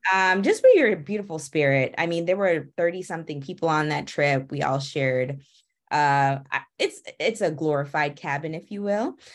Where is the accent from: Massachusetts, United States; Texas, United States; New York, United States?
Massachusetts, United States; also born or lived in Atlanta, Georgia; now in Washington, DC, United States; I'm originally from Massachusetts